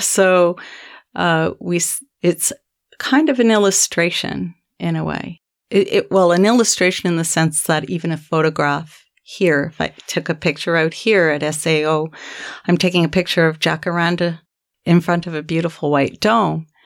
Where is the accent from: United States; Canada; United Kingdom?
Canada; I'm a Canadian and I'm a professor at the University of Manitoba in the middle